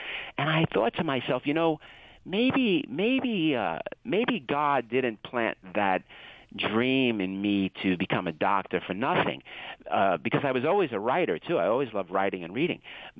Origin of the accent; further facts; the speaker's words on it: Brooklyn, New York, United States; Well, I grew up in Brooklyn, New York, and there were no mountains there.